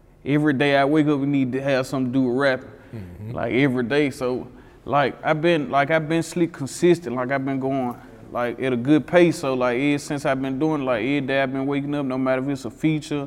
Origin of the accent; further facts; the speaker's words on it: Memphis, Tennessee, United States; I grew up in Whitehaven, but my mama, like, she all over. Mm-hmm. My mama was South Memphis, Raleigh, like, she was everywhere